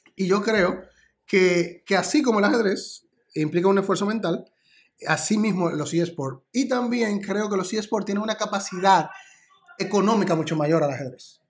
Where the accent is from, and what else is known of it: Dominican Republic